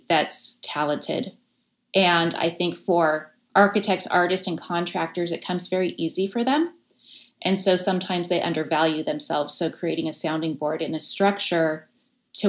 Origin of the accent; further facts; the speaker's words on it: Las Vegas, Nevada, United States; now in San Francisco, United States; I grew up in Las Vegas during the late 70s, 80s, and 90s